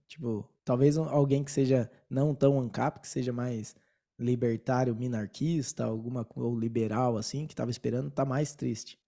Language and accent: Portuguese; São Paulo, Brazil; now in Colombia; eu sou de São Paulo, então eu torço pro Palmeiras